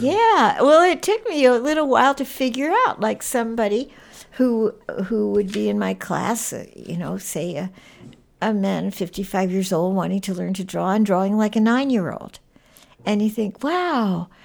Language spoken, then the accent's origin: English; New York, United States; moved away; since I grew up in New York, museums was just part of life in New York